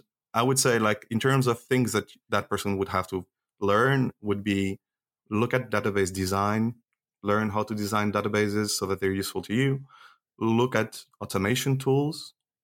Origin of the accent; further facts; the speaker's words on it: Switzerland; not only I'm an engineer, but I grew up in Switzerland